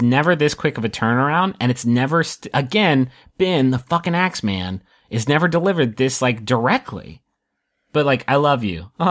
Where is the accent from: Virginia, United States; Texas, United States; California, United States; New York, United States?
Texas, United States; and I do the news, and I'm from Texas.